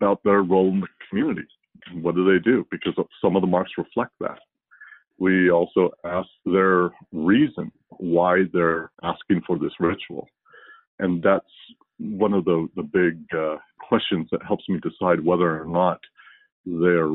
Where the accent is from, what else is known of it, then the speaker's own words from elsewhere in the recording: United States; also born or lived in Hawaii; now in Las Vegas, United States; I grew up here in the States.